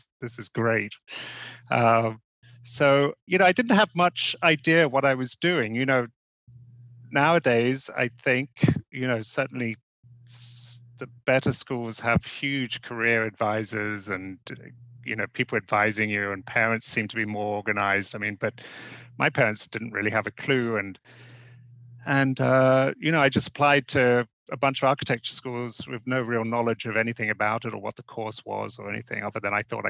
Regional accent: Devon, South West England, United Kingdom; moved away as an adult; I grew up in Devon on a small seaside town, far from anything

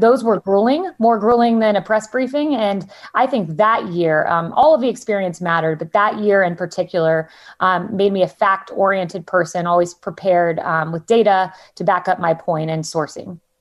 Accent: Plant City, Florida, United States; also born or lived in Tampa, Florida; born and raised in Florida. Uh, grew up in Plant City, which is the strawberry capital of the world.

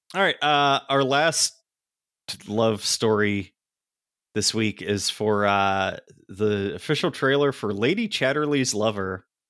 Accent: Pennsylvania, United States; I grew up in Pennsylvania

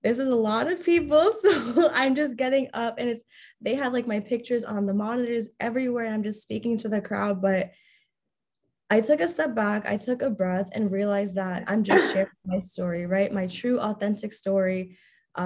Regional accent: New York, United States; I'm from New York.

